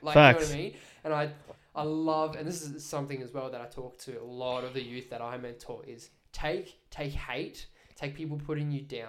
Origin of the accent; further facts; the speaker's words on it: Brisbane, Queensland, Australia; Growing up in Brisbane